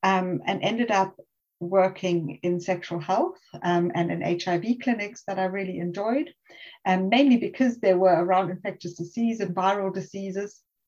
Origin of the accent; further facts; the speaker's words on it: South Africa; moved away; also born or lived in Germany; I'm originally South African, and then my parents moved to Germany at some point, and I studied medicine in Germany.